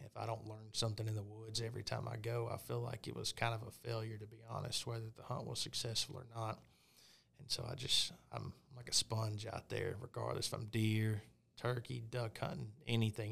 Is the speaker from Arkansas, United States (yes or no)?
yes; Pine Bluff, Arkansas, United States; I was born and raised in Arkansas, uh, in Pine Bluff, actually, kinda South Central.